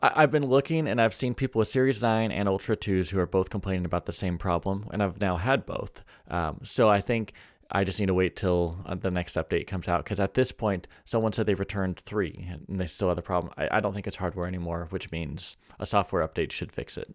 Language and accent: English; California, United States; now in North Idaho, United States; I also say this as a Californian. I was born in California